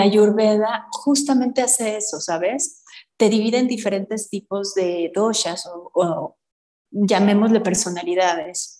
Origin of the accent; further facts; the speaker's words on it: Mexico; Como latinoamericana, como en México